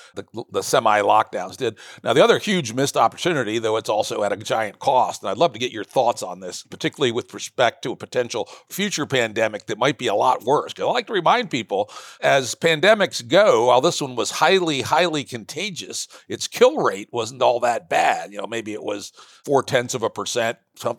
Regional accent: Virginia, United States; My home state of Virginia attempted to do trace and isolate

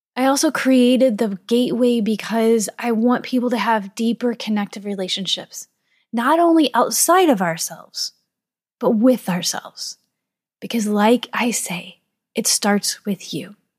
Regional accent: St. Louis, Missouri, United States; I am from Saint Louis, Missouri.

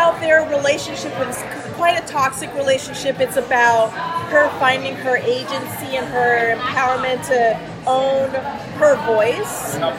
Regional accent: Massachusetts, United States; But I'm from Massachusetts.

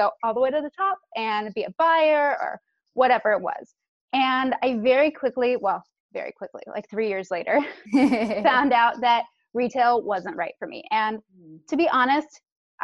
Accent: San Francisco, California, United States; I'm actually sixth generation born and raised in San Francisco.

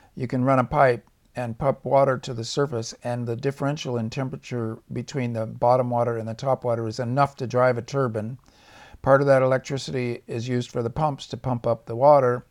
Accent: Orange County, California, United States; I came from Orange County when I was a kid. It was actually Orange Groves. And, um, as I grew up, I watched the Orange Groves get torn out

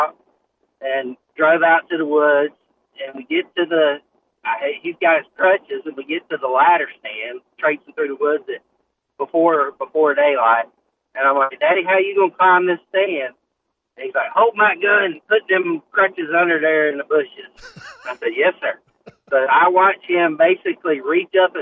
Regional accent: Suwannee County, Florida, United States; I grew up over in Suwannee County

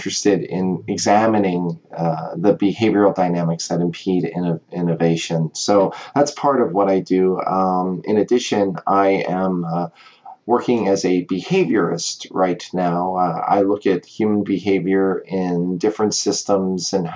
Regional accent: United States; accent: American; also born or lived in Cape May, New Jersey; I'm American

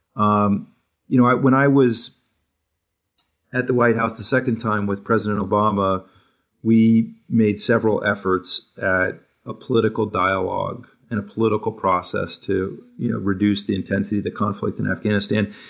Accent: New Hampshire, United States; moved away; also born or lived in Newport, Rhode Island; I grew up in New Hampshire, and, and before that, a, a, a short time in Newport, Rhode Island

